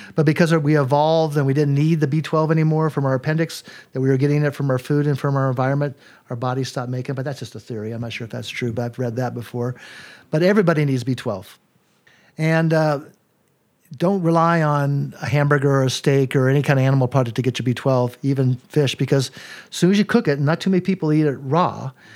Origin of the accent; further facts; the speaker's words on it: Colorado, United States; I was raised in Colorado